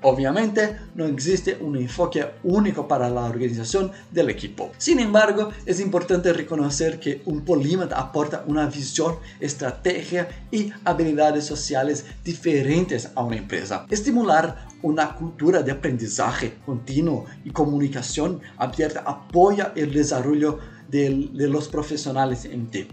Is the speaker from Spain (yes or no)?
no; Brazil; Spanish is a second language; also born or lived in Paraguay; soy brasileño